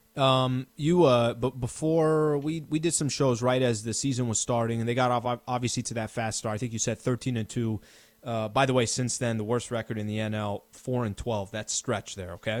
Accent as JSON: {"language": "English", "town": "San Diego", "region": "California", "country": "United States", "tie": "born or raised there", "said": "the Middle Eastern me, growing up in San Diego, California"}